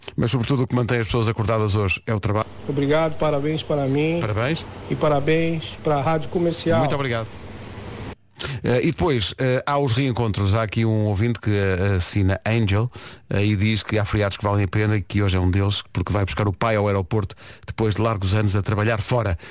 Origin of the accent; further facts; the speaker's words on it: Oeiras, Lisbon, Portugal; cresci em Oeiras, sou de lá